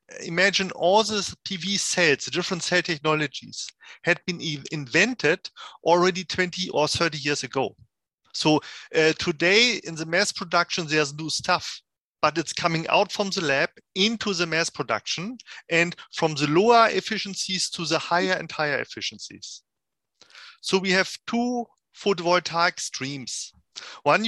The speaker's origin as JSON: {"language": "English", "country": "Germany", "moved": "yes", "lives_now": "Switzerland", "said": "I'm coming from Germany, now sitting in Switzerland"}